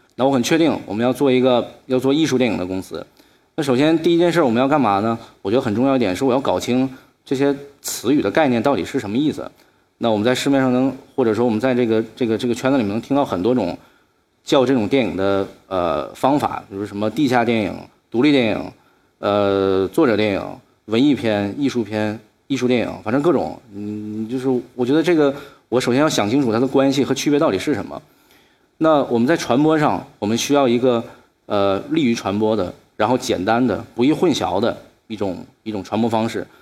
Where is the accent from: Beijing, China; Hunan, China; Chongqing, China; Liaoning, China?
Liaoning, China; Shenyang; 我今年二十九岁，我出生于沈阳一个非常普通家庭里面，我爸爸是一个室内设计师